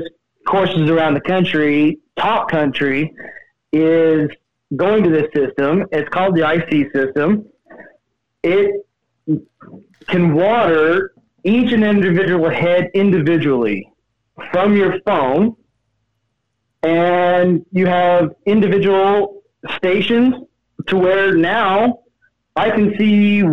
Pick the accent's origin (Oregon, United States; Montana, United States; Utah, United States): Utah, United States; moved away as an adult; also born or lived in Las Vegas, Nevada; Born and raised in Utah, where I went to Fremont High and met my wife, and then we moved down to Vegas